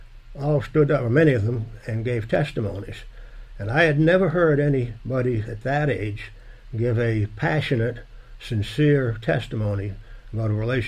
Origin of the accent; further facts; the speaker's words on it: Maine, United States; I had very little activity church-wise growing up. There were two big churches up there that were both Catholic churches